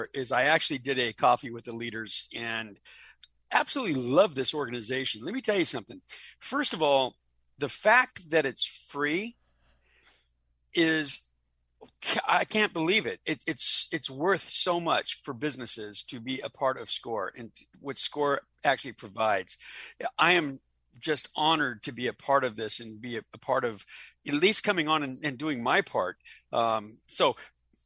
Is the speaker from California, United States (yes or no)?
yes; Los Angeles, California, United States; now in Orlando, United States; I'm originally from Los Angeles, born and raised on the West Coast in California